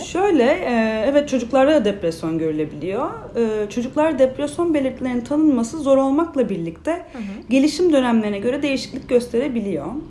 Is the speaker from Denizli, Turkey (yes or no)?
no; İzmir, Turkey; 93 yılında İzmir'de doğdum